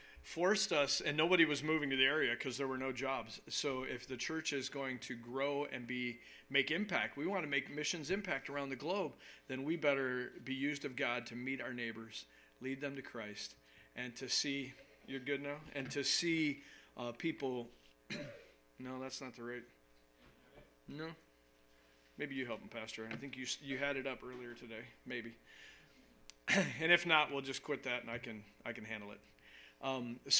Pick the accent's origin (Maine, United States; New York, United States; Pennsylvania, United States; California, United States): New York, United States; now in Wisconsin, United States; I'm from New York